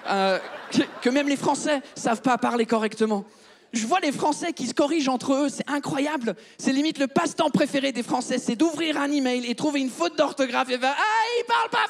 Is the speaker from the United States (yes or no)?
no; France; quand j'étais petit en France, j'avais jamais eu besoin d'utiliser le mot carrelage.